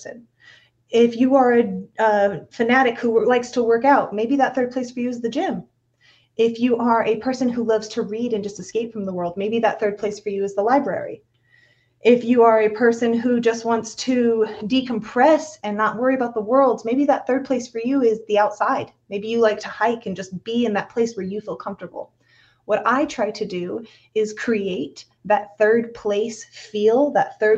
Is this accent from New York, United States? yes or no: no; Vista, California, United States; I hail from Vista, California. I was fortunate enough to have been brought up in the North County, San Diego suburban lifestyle.